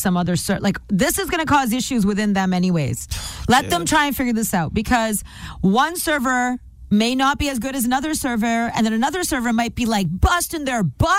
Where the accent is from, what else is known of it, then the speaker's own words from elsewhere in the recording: Canada; I'm not Indian, I'm Canadian.